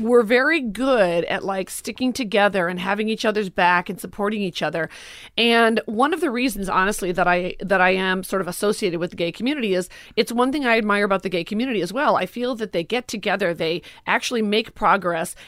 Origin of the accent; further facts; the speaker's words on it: Forest Park, Illinois, United States; moved away; also born or lived in Los Angeles; I grew up in Forest Park, Oak Park, never Chicago proper